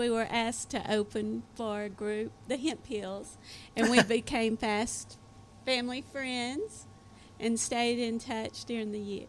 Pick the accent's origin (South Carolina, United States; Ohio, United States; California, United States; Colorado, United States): South Carolina, United States; Greenville; Greenville, South Carolina.